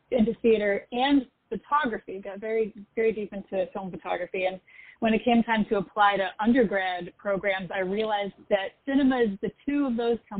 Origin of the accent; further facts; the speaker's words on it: Boston, Massachusetts, United States; now in New York, United States; I grew up on the East Coast. I grew up in Boston and, you know, relocated to New York